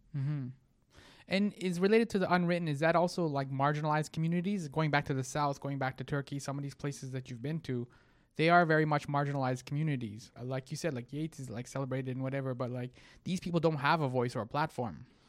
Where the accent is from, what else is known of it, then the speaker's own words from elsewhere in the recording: Egypt; I'm from Egypt